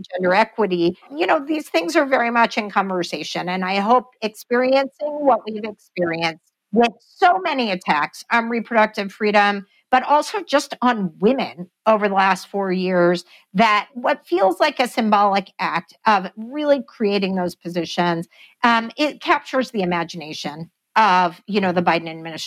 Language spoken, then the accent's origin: English; Texas, United States; my home state of Texas